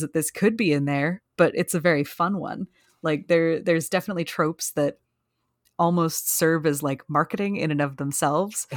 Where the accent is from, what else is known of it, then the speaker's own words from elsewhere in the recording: Canada; I'm Canadian